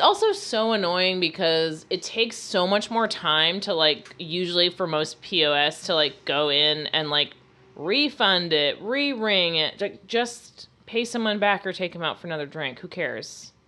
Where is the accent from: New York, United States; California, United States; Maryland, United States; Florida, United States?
Florida, United States; I'm from Florida.